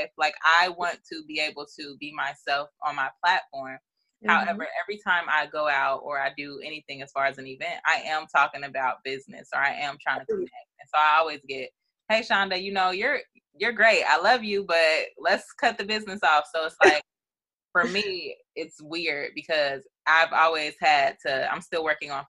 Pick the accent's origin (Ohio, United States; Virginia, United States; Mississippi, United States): Ohio, United States; Dayton; I'm from Dayton